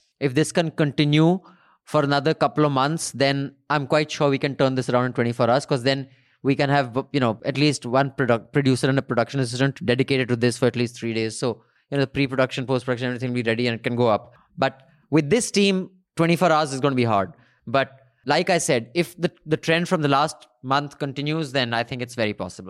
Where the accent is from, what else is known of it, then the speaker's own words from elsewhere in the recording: Kerala, India; I'm from Kerala and I think a channel has a lot of potential to grow in my home state.